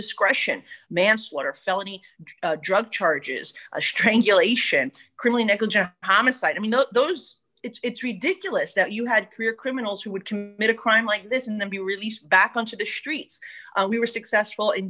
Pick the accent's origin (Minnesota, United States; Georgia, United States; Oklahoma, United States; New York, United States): New York, United States; New York City; being that we're from New York City